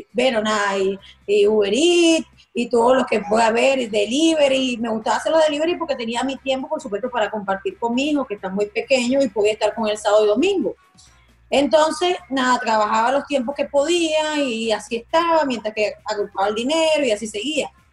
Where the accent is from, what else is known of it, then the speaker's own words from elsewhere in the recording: Margarita, Nueva Esparta, Venezuela; also born or lived in Maracaibo, Zulia, Venezuela; now in Miami, United States; Yo nací en Maracaibo, pero me crié en Margarita